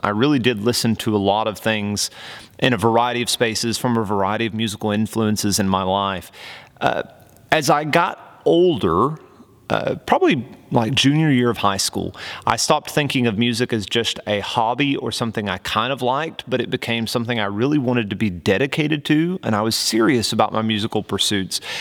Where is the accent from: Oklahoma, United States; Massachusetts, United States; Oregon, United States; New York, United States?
Oklahoma, United States; accent: twang; I grew up right on the border between Oklahoma and Texas. So you might hear a little bit of that twang come out every now and again